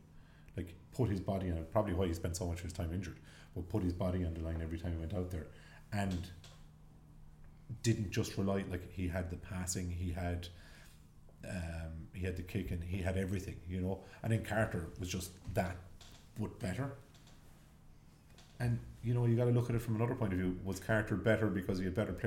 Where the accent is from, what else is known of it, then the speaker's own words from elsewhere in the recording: Ireland; we're Irish